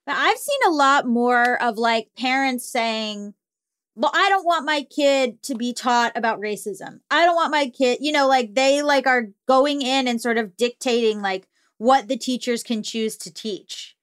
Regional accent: Florida, United States; I'm from Florida

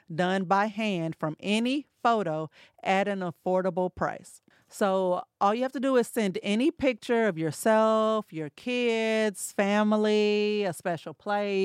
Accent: St. Louis, Missouri, United States; moved away; we're from St. Louis

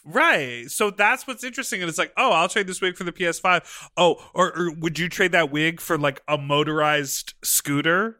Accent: Lake Michigan, Midwest, United States; went to the local beach in Lake Michigan in my hometown.

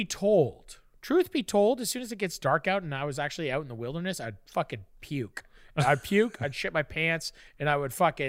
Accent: Fort Erie, Ontario, Canada; I grew up on a lake, bro. I grew up in Fort Erie, Lake Erie. It's a great lake.

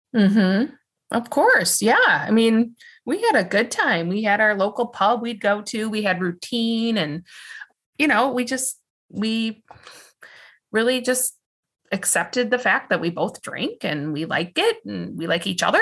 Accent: West Michigan, United States; I was born and raised and live in West Michigan

